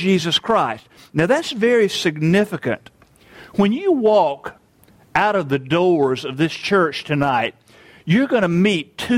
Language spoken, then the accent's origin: English; United States; I'm an American